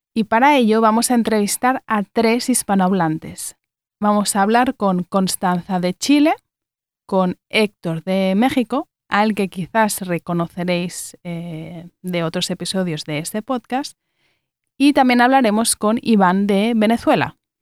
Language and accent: Spanish; Barcelona, Catalonia, Spain; accent: Spain; Yo soy de Barcelona y en Cataluña